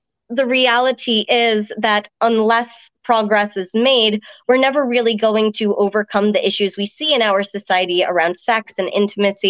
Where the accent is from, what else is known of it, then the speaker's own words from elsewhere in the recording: New York, United States; also born or lived in Ireland; my family moved to the States when I was 5. And so I kind of had this mixed upbringing of rural countryside and enjoying a little bit of farm life before heading over to the city and getting to experience the melting pot that New York is